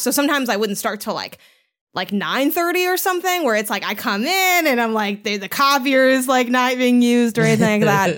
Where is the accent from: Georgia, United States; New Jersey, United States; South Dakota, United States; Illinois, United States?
Illinois, United States; Chicago; moved away; I'm from Chicago